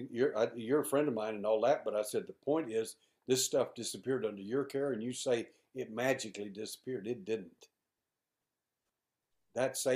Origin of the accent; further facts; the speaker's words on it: Houston, Texas, United States; I'm an investigator from Houston, Texas